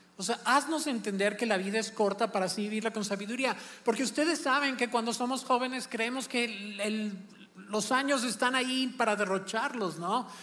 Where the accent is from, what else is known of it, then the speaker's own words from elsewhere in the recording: Celaya, Guanajuato, Mexico; moved away; nosotros nos criamos en Celaya, Guanajuato